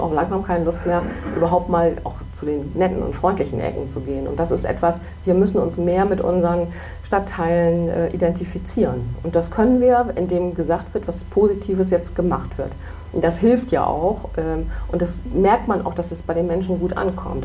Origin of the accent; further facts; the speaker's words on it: Bremen, Germany; ich bin überzeugte Blumenthalerin und Bremen-Norderin, aber ich bin eigentlich überzeugte Bremerin